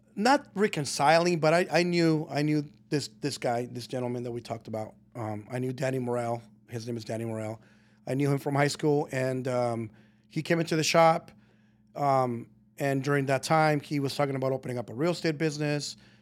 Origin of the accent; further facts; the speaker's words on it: Colton, California, United States; moved away as an adult; also born or lived in Guadalajara, Mexico / Burbank, California; I was raised in Colton, Rialto area all of my life until I was about twenty